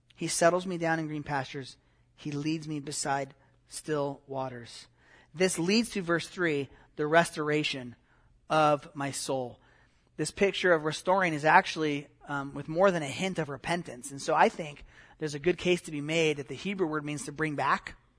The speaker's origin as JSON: {"language": "English", "town": "Santa Clarita", "region": "California", "country": "United States", "tie": "born or raised there", "said": "I grew up in Santa Clarita, and the Santa Clara River runs about four days a year"}